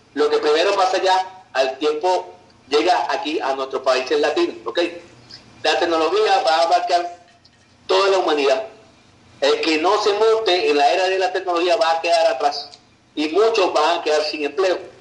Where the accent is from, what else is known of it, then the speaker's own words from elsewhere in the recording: Valencia, Carabobo, Venezuela; yo era taxista en la ciudad donde yo nací, en Valencia, Venezuela